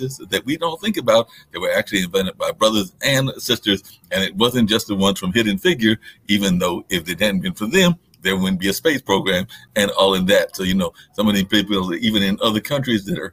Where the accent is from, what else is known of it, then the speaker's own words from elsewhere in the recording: Warrenton, Virginia, United States; in my hometown of Warrenton and other places around Virginia